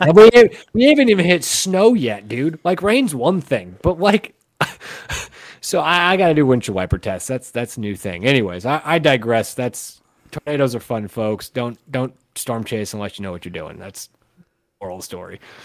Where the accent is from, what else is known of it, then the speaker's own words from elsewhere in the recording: Omaha, Nebraska, United States; I'm from Omaha, which is like city, but it's like the biggest little city